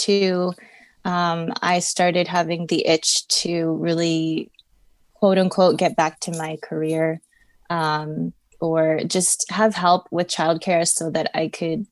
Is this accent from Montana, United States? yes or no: no; Long Beach, California, United States; I'm born and raised in Long Beach, California